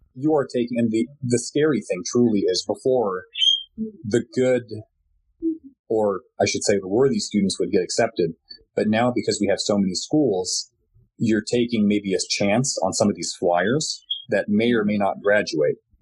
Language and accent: English; Glendale, California, United States; moved away as an adult; also born or lived in Corvallis, Oregon; I was born and raised in Glendale, California